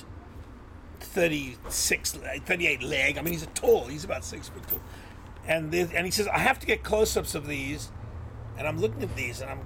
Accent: South Africa; moved away as an adult; also born or lived in New York, United States; now in Venice, United States; I grew up in South Africa

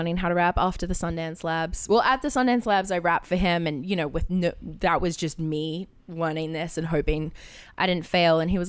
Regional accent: Australia; moved away; I grew up in Australia

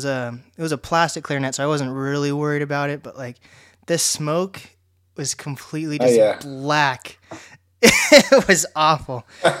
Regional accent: Mercer Island, Washington, United States; I grew up on Mercer Island

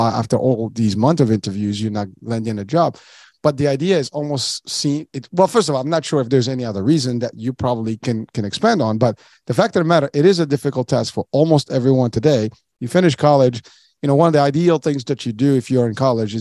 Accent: Morocco; moved away; When I was a kid, I was born and raised in Morocco

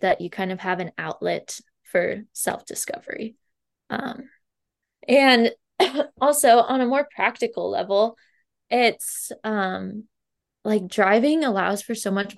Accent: Midwest, United States; I grew up in the Midwest

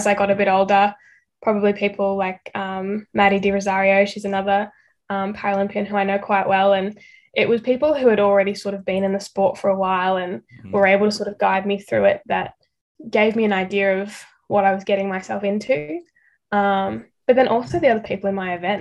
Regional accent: Melbourne, Victoria, Australia; I grew up in Melbourne

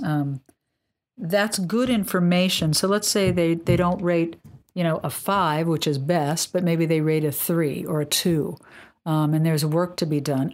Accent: New York, United States; moved away; I'm from New York, and, um, when I was living in New York in the eighties

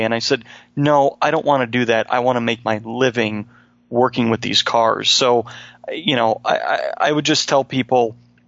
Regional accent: Manchester, United States; Manchester Motor Car Company in my hometown

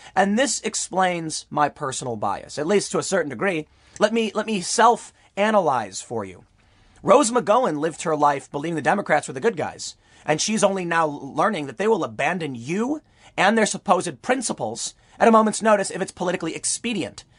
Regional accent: Chicago, Illinois, United States; I did grow up in Chicago

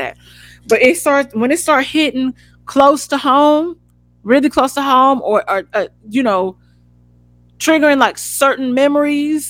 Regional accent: United States; moved away as an adult; now in Los Angeles, United States; we grew up on the West Side

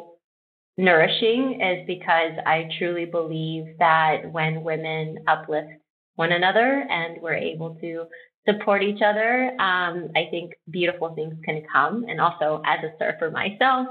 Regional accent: Texas, United States; I'm Korean American. I grew up in Texas

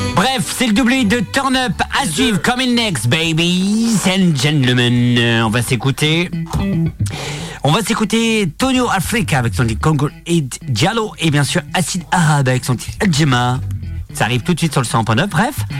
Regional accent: Saint-Brieuc, Brittany, France; je suis né à Saint-Brieuc

